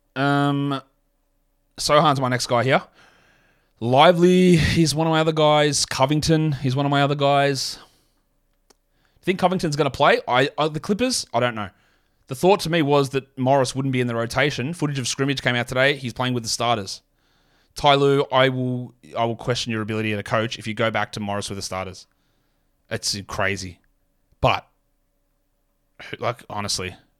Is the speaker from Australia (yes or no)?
yes; Australia; as an Aussie